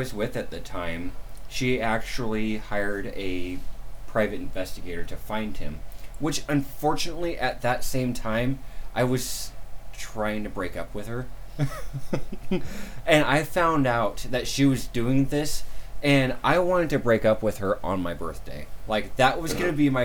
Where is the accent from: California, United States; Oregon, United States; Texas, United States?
Oregon, United States; The Dalles; I was born in The Dalles, Oregon.